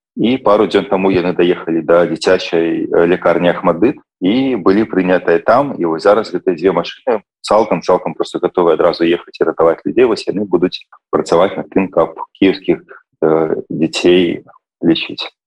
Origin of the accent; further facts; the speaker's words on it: Belarus; now in Netherlands; я як беларус